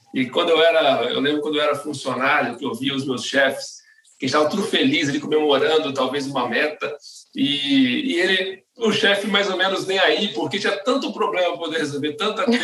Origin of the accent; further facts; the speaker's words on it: Espírito Santo, Brazil; moved away as an adult; now in São Paulo, Brazil; eu sou capixaba, né? Eu sou do Espírito Santo e eu vim para São Paulo em 2010